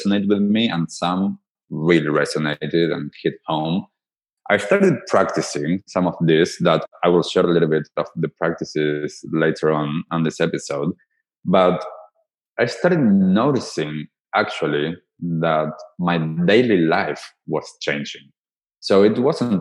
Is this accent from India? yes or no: no; Argentina; So I am from Argentina. So for some of you that might not get it from my accent, I grew up in Argentina